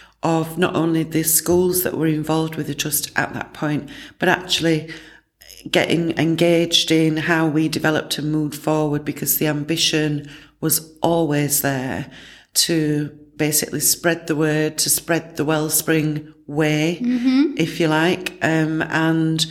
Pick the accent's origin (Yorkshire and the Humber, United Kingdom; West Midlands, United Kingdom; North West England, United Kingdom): Yorkshire and the Humber, United Kingdom; Barnsley; my hometown, which is Barnsley.